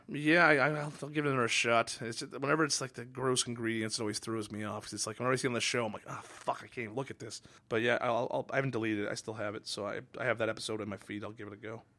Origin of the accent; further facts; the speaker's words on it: Redmond or Kirkland, Washington, United States; moved away; I loved growing up in Redmond or Kirkland, Washington